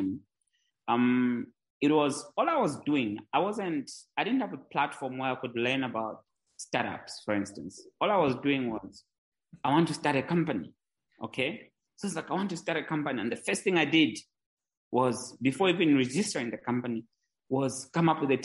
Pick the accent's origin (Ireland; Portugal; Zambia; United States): Zambia; Mongu, Western Province; also born or lived in Lusaka, Zambia; I grew up in Zambia. I was born in a small town in Zambia.